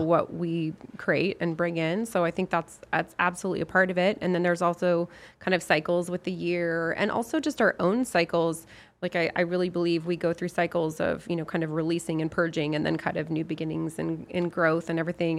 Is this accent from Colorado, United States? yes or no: yes; Lafayette, Colorado, United States; from my hometown, Lafayette, Colorado